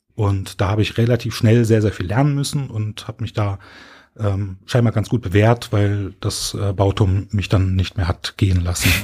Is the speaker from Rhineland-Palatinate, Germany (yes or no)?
no; Berlin, Germany; moved away as an adult; now in Cologne, Germany; Ich bin ähm, von Berlin nach Köln gezogen